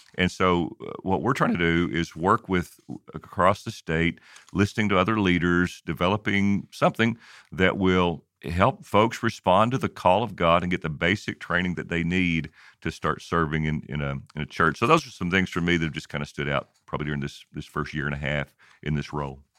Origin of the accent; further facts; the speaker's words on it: Kentucky, United States; I grew up in Kentucky